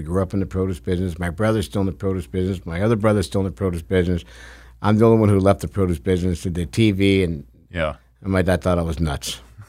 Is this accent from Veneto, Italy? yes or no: no; Bagheria, Sicily, Italy; born there; I was born in outside of Palermo, Sicily.